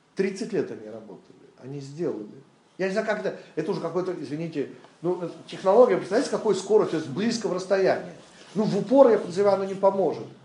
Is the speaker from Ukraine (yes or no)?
yes; Western Ukraine, Ukraine; moved away; Я родился на Западной Украине.